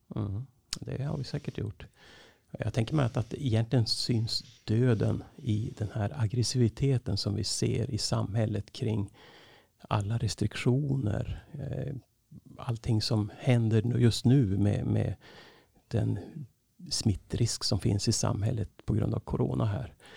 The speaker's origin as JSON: {"language": "Swedish", "town": "Skellefteå", "region": "Västerbotten County", "country": "Sweden", "tie": "born or raised there", "also_born_or_lived": "Norrbotten", "moved": "yes", "lives_now": "Uppsala, Sweden", "said": "jag är född uppe i Norrbotten, uppvuxen i Skellefteå"}